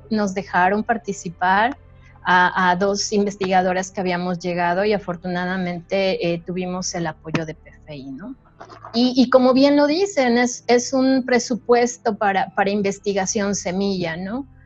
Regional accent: Mexico; hay, estudios que nos dicen que a pesar de, que todos somos mexicanos, cada, cada eh, zona geográfica tiene sus características ambientales

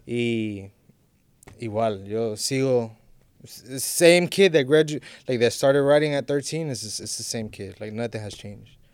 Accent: Miami, Florida, United States; I'm Honduran, I'm an Honduran artist, but I was born and raised in Miami

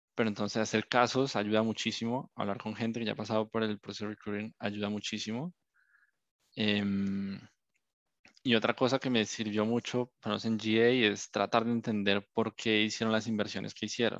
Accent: Colombia; moved away; Yo soy un colombiano

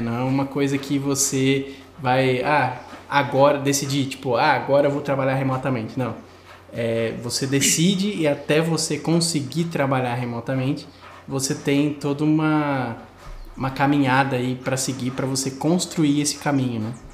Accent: Brazil; moved away as an adult; quando eu saí do Brasil

